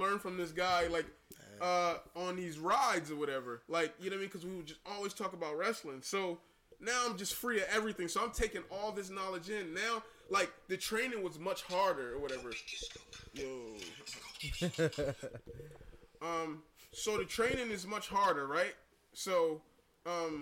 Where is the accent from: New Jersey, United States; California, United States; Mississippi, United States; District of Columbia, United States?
New Jersey, United States; Camden; growing up in Camden scrapping, I learned jab